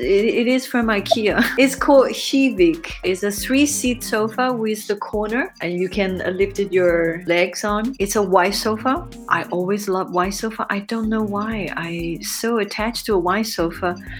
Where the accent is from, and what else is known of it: China; moved away as an adult; also born or lived in Europe